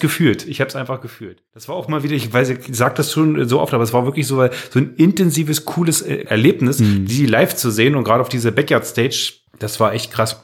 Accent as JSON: {"language": "German", "area": "Magdeburg", "region": "Saxony-Anhalt", "country": "Germany", "tie": "born or raised there", "lives_now": "Magdeburg, Germany", "said": "von Machteburg in meiner Heimatstadt Heimatdorf"}